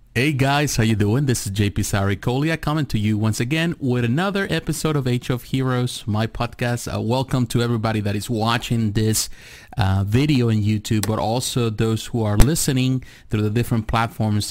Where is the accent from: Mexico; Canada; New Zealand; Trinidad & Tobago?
Mexico; moved away; I grew up in Mexico. I was born in Mexico